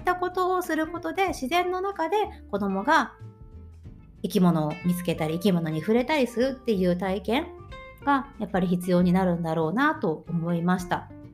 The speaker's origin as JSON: {"language": "Japanese", "region": "Tokushima", "country": "Japan", "tie": "born or raised there", "moved": "as an adult", "lives_now": "Germany", "said": "地元徳島県の小学校で働いていた"}